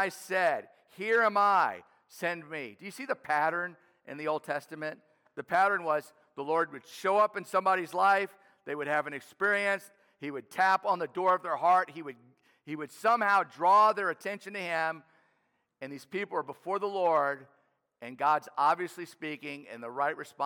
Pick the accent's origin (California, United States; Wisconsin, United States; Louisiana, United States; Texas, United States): Louisiana, United States; New Orleans; I grew up in New Orleans, an inner city kid playing inner city baseball